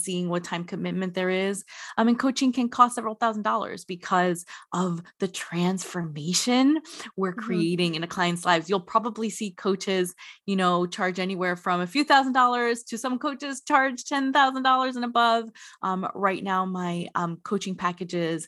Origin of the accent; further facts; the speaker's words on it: New Jersey, United States; I grew up in the New Jersey area.